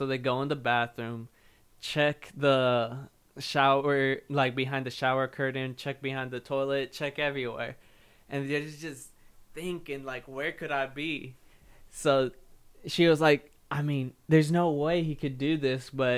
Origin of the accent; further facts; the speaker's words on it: Madera, California, United States; moved away; It was back when I lived in California. I was born in California. Fucking Madera, middle of nowhere, California.